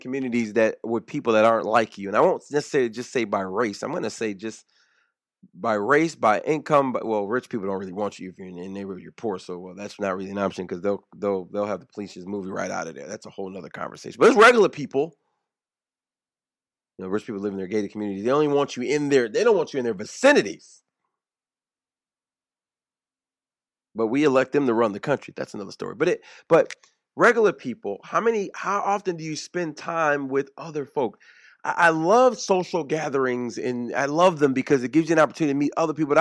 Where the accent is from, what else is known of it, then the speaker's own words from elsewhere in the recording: the South, United States; I'm from the South. My family is from here, from the South.